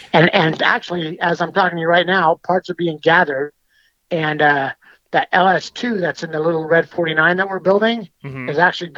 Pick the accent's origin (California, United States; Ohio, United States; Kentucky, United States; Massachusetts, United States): California, United States; Bakersfield; I was born in Bakersfield.